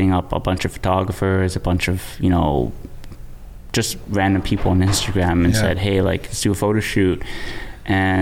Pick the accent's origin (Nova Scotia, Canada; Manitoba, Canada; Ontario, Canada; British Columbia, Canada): Ontario, Canada; Mississauga; Born and raised in Mississauga